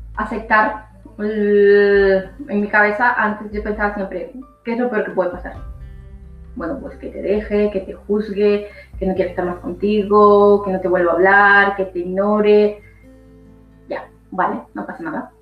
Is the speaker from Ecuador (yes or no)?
yes; Ecuador; now in Spain; soy de Ecuador, llevo viviendo más de 20 años en España